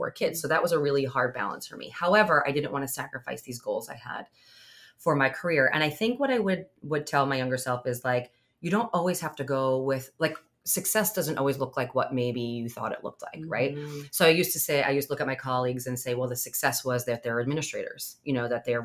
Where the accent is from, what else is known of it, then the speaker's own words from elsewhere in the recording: Long Island, New York, United States; I grew up on Long Island